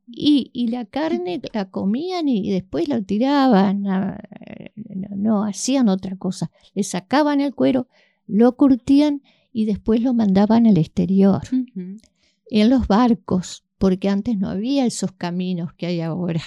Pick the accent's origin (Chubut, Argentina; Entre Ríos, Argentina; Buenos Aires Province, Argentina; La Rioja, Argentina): Entre Ríos, Argentina; Victoria; now in Paraná, Argentina; Yo soy nacida en Victoria